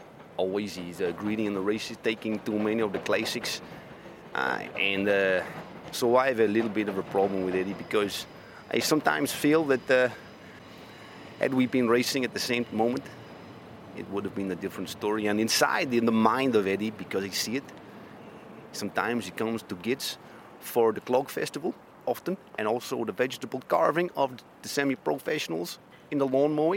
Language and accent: English; Belgium; Yeah, I think because I am from Belgium, of course, and he's a Flandrian, it's possible that this is so.